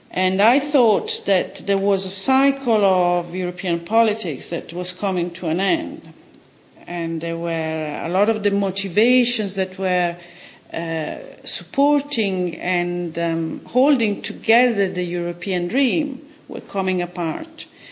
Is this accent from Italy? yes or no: yes; Italy; now in London, United Kingdom; I come from Italy